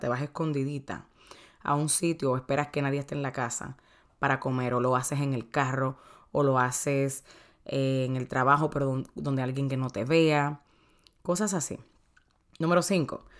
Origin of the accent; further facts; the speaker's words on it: Dominican Republic; soy dominicana